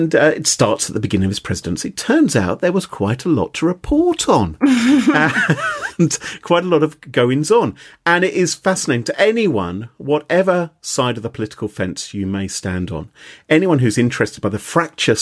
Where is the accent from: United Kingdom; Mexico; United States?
United Kingdom; being British